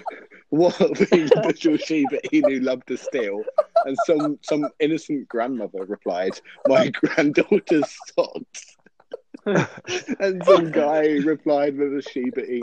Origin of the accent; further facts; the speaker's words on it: Newcastle upon Tyne, North East England, United Kingdom; I'm from England. But most of that is from Newcastle